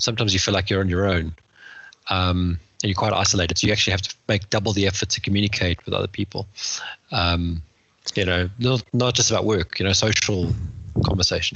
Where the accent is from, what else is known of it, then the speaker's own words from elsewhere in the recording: Johannesburg, Gauteng, South Africa; moved away as an adult; now in West Sussex, United Kingdom; back in Joburg where we grew up